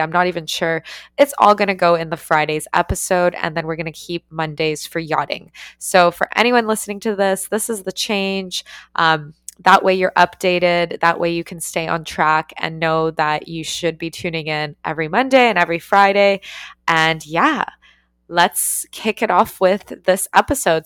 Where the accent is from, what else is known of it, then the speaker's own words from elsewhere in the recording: Canada; also born or lived in Ukraine; I moved to Canada when I was five and we were growing up